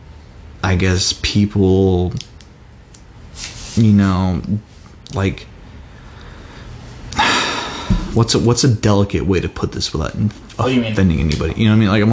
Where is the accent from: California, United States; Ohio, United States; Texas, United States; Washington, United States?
California, United States; I'm from California